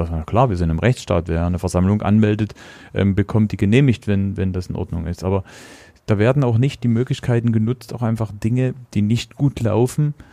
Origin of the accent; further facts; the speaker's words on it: Meißen, Saxony, Germany; also born or lived in Plauen; bin jetzt war ein halbes Jahr alt, da sind wir nach Meißen gezogen.